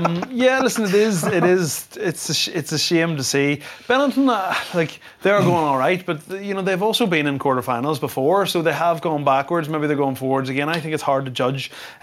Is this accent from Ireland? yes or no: yes; Ireland; as an Irish rugby fan